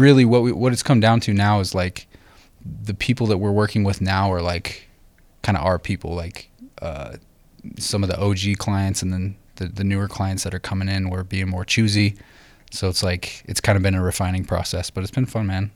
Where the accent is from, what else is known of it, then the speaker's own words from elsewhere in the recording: Idaho, United States; we grew up in Idaho